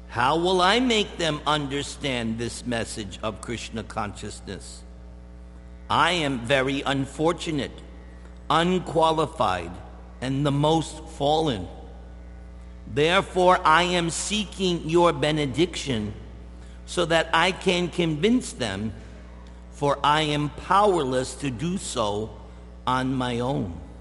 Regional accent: East Coast, United States; moved away; I'm from the East Coast

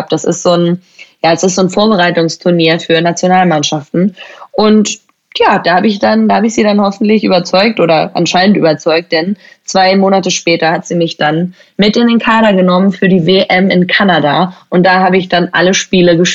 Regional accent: Schleswig-Holstein, Germany; Ich bin ja eigentlich in Deutschland aufgewachsen. Also ich bin in Schleswig-Holstein aufgewachsen

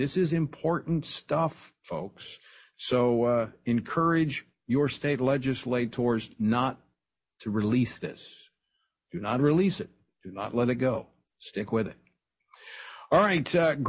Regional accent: Louisiana, United States; my home state of Louisiana

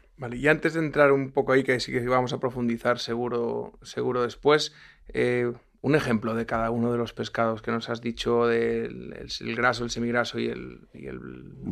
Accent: Lugo, Galicia, Spain; yo soy de Lugo

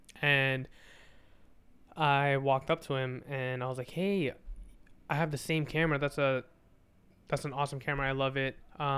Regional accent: New Jersey, United States; I'm from New Jersey. I'm not from Caldwell.

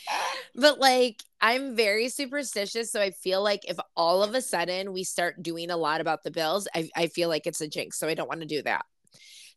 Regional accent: Buffalo, New York, United States; we're Buffalo. We're from Buffalo

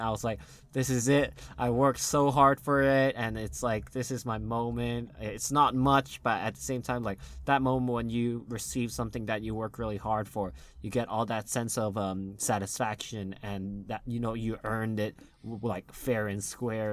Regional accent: United States; accent: normal American; I have a normal American accent

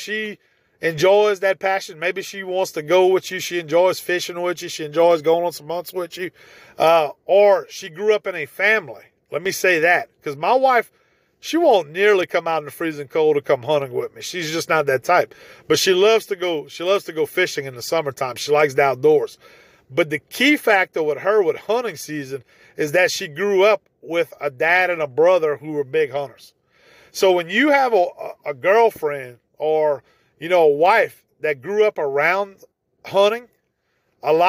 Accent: Evangeline Parish, Louisiana, United States; moved away as an adult; now in Gonzales, United States; I grew up in Evangeline Parish.

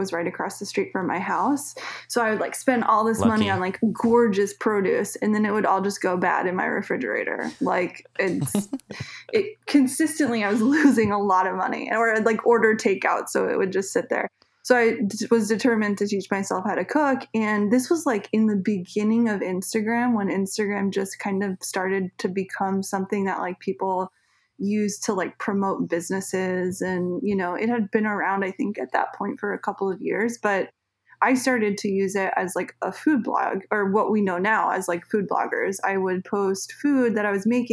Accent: Suffern, New York, United States; moved away as an adult; now in Los Angeles, United States; I ended up moving back home. I'm originally from Suffern, New York, so it's like 40 minutes outside of New York City

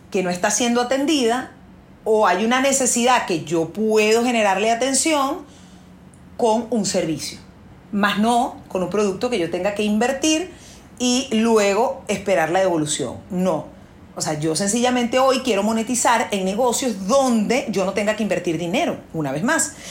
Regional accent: Venezuela; la crisis que hubo en mi país, porque yo soy venezolana

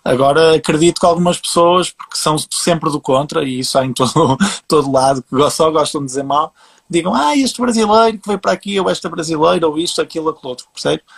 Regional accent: Portugal; eu sendo português, a, a, a, o meu networking aqui acaba por ser mais portugueses

